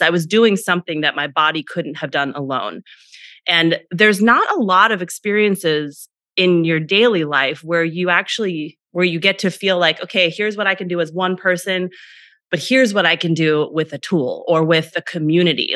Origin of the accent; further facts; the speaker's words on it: Northern California, United States; I grew up in Northern California in a pretty small town